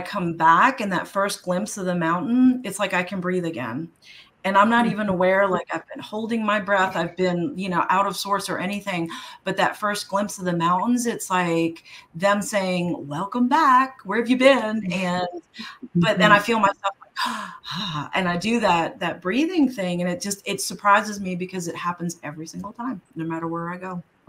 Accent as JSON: {"language": "English", "region": "New York", "country": "United States", "tie": "born or raised there", "said": "Like, even growing up in New York, I mean, I grew up in Washington Square Park, you know, and that has like little patches of grass and trees."}